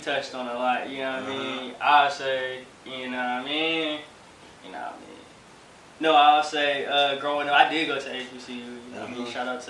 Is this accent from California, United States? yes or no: yes; Los Angeles, California, United States; growing up in L.A., you know, it was definitely interesting, to say the least, growing up in Ladera.